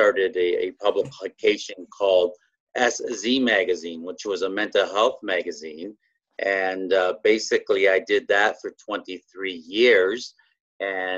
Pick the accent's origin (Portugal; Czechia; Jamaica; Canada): Canada; I'm Canadian. Yeah, born and raised